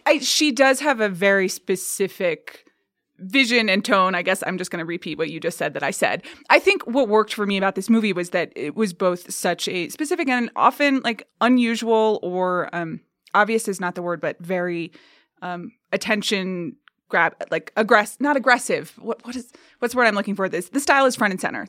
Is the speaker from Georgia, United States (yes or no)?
yes; Atlanta, Georgia, United States; moved away; I grew up in Atlanta, Georgia